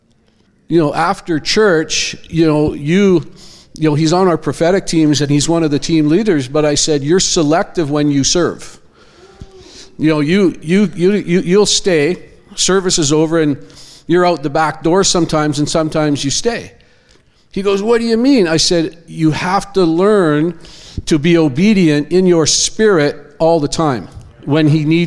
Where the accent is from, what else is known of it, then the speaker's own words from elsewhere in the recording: Abbotsford, British Columbia, Canada; I'm from Abbotsford, BC. I go to Church of Zion. Been there 30 years.